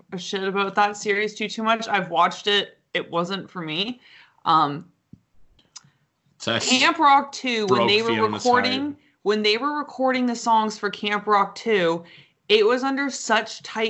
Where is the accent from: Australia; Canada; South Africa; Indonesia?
Canada; because we're Canadian